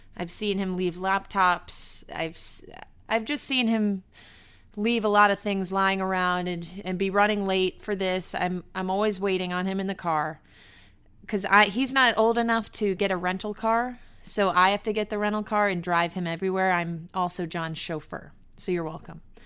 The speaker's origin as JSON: {"language": "English", "region": "New York", "country": "United States", "said": "I'm from New York"}